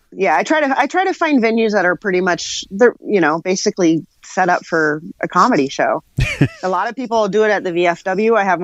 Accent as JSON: {"language": "English", "region": "Tennessee", "country": "United States", "said": "No, Tennessee, like about a little 45 minutes northwest of Nashville."}